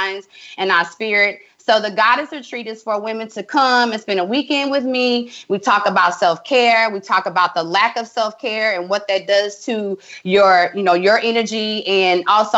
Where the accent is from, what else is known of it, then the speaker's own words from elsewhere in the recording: Tallulah, Louisiana, United States; moved away; I'm from Tallulah, Louisiana.